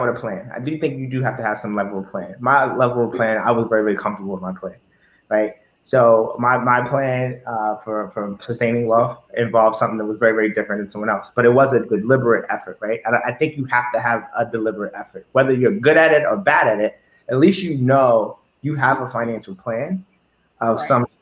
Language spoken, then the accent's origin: English; Baltimore, Maryland, United States; growing up in Baltimore